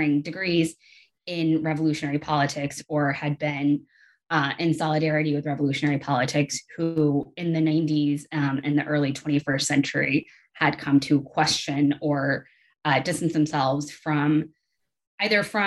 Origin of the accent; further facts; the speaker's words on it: Atlanta, Georgia, United States; moved away as an adult; also born or lived in South Carolina / Southeast United States; now in Lewiston, United States; I am originally from Atlanta